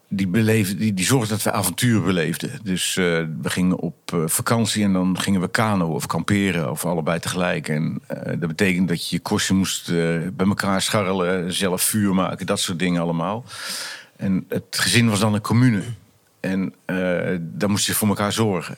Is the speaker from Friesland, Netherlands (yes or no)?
no; Vlissingen, Zeeland, Netherlands; moved away as an adult; Ik ben getogen in Vlissingen ook. Hè, en geboren ook.